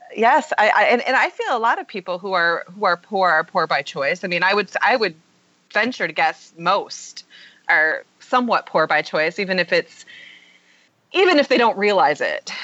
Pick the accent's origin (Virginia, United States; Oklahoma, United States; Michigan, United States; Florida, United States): Michigan, United States; I'm I'm from Michigan, but I live in which um, Michigan's very blue collar.